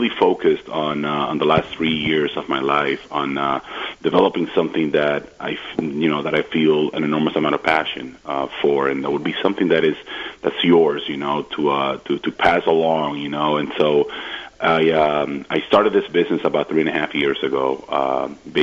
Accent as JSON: {"language": "English", "country": "Dominican Republic", "tie": "born or raised there", "also_born_or_lived": "Puerto Rico / Rochester, New York", "moved": "as an adult", "lives_now": "Washington, D.C., United States", "said": "I grew up in the Dominican Republic"}